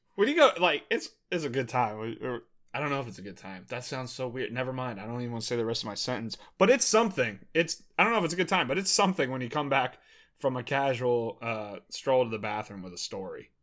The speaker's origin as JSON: {"language": "English", "region": "Maryland", "country": "United States", "tie": "born or raised there", "moved": "yes", "said": "one of my buddies from back home, I'm from Maryland, uh, one of my buddies that I played high school baseball"}